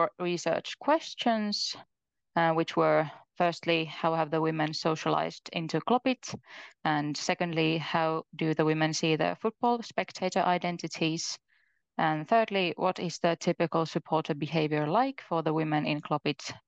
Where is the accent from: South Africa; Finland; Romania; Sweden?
Finland; Mikkeli, South Savo; now in Jyväskylä, Finland; I'm from Mikkeli